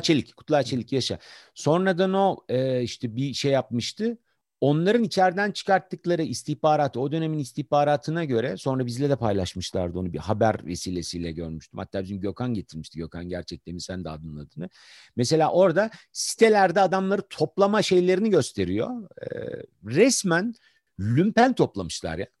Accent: Ankara, Turkey; ben doğma büyüme Ankaralıyım.

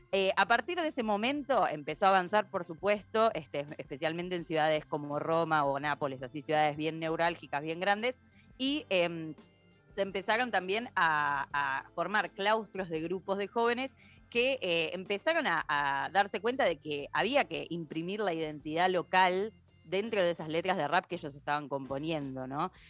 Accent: Argentina; nosotros como argentinos

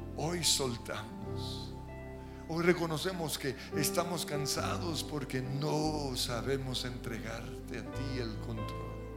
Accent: Colombia; como colombianos

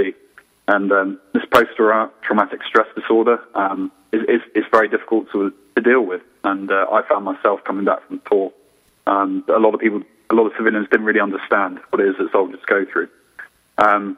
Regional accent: England, United Kingdom; moved away as an adult; now in United States

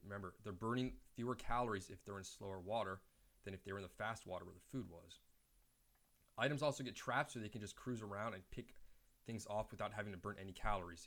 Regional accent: Reston, Virginia, United States; The lake I grew up on in Reston, Lake Audubon

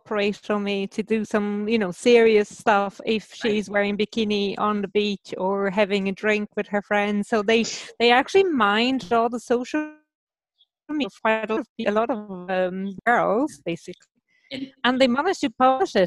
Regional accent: Brazil; moved away as an adult; also born or lived in Germany / London, United Kingdom; now in Ireland; I was born in Brazil, and so I did my undergrad in between Brazil and Germany, and then I moved to the UK, to London

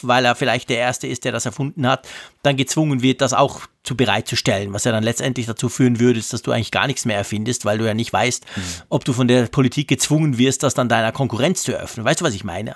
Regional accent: Switzerland; als Schweizer

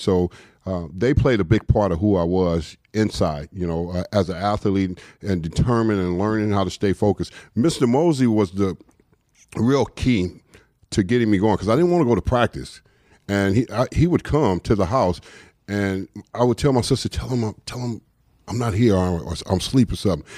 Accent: Los Angeles, California, United States; moved away as an adult; also born or lived in New York; I grew up in South Central, L A. Uh, so that's home

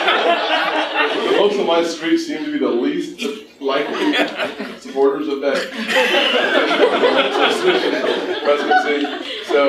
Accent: North Charleston, South Carolina, United States; North Charleston, my hometown

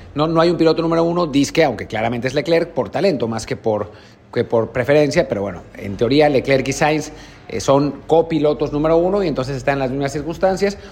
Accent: Mexico; como mexicanos

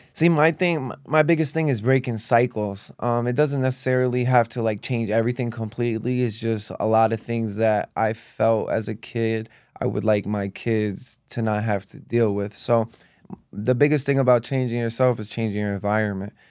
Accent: East Hartford, Connecticut, United States; also born or lived in Rockville, Connecticut / Manchester, Connecticut; going to school in, um, elementary school in East Hartford, Connecticut.

